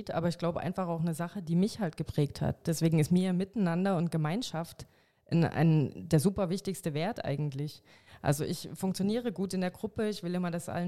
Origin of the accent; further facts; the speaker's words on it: Saxony, Germany; Und ich glaube, es ist bedingt durch die DDR-Vergangenheit, dass halt ne, meine Heimat Sachsen, mein, auch mein Dorf, dass da AfD so von dran ist